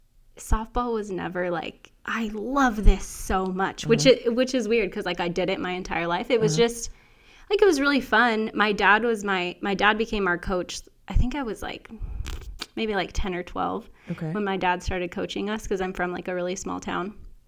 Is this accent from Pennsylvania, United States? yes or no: no; Colorado, United States; So I came from Colorado, and I played here for 2 years